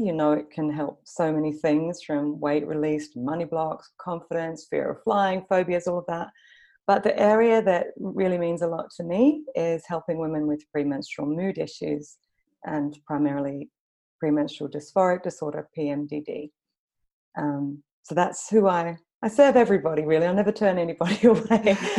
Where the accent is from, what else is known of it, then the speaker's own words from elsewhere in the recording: Australia; also born or lived in London; now in Copenhagen, Denmark; So I live in Copenhagen in Denmark, but you can probably tell from my kind of messed up accent that I'm Australian. I've also lived in London for about 9 years.